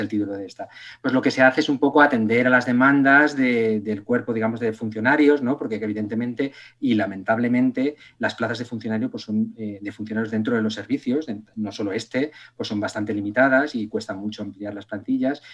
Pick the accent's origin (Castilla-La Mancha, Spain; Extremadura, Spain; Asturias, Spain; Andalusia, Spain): Extremadura, Spain; moved away; also born or lived in Castellón; yo vivía en Castellón, soy extremeño, pero, pero mis padres se fueron a vivir a, Castellón por razones laborales